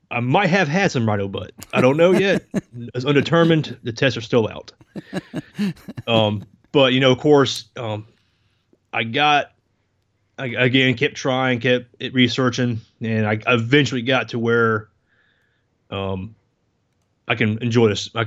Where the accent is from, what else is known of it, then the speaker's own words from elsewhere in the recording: South Carolina, United States; born there; also born or lived in Denmark; I was born in South Carolina, but I was a military brat the first 10 years of my life. My dad was Air Force, moved around. I actually spent time in Denmark when